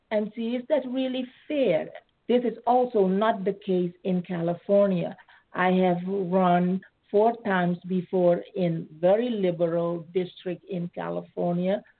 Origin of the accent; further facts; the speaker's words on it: Suriname; moved away as an adult; also born or lived in Netherlands; now in United States; So, um, I was born in Suriname. It's a former colony of the Netherlands. I uh, was born under Dutch nationality. And after high school, I went to further my education in Holland.